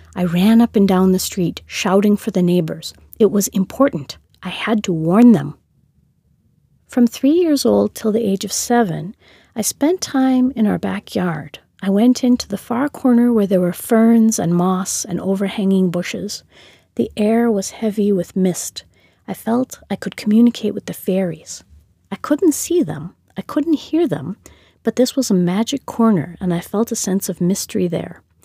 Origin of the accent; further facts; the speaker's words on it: Minneapolis, Minnesota, United States; moved away; also born or lived in St. Louis Park, Minnesota / Brazil; born in Minneapolis, Minnesota, in the United States of America